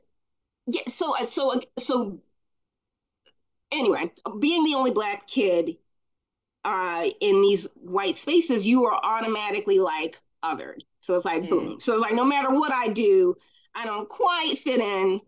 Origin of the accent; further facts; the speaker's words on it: Baltimore, Maryland, United States; also born or lived in Glen Burnie, Maryland; So I'm from Maryland. I'm from Glen Burnie, Baltimore area. And I lived in Baltimore, but I went to school in Glen Burnie